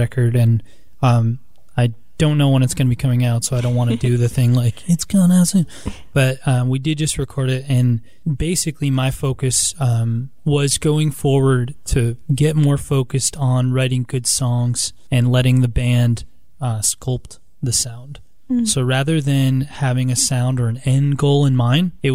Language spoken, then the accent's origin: English; New Jersey, United States; moved away as an adult; also born or lived in New York City; now in Columbus, United States; I'm originally from New Jersey. I grew up, was born and raised in New Jersey, went to college in New York City.